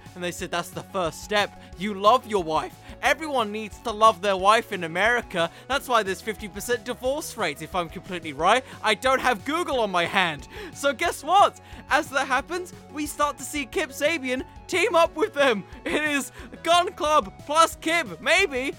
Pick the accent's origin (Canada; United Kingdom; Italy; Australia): United Kingdom; I'm British